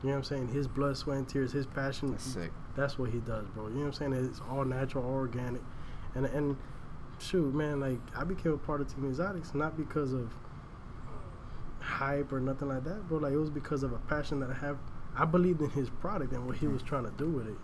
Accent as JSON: {"language": "English", "town": "Miami", "region": "Florida", "country": "United States", "moved": "as an adult", "lives_now": "Tampa, United States", "said": "I'm originally from Miami. Now I'm up here in Tampa"}